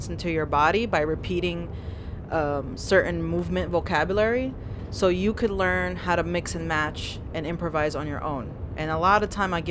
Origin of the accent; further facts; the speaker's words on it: New York City, New York, United States; first language Algerian Arabic; English is a second language; I grew up in Bay Ridge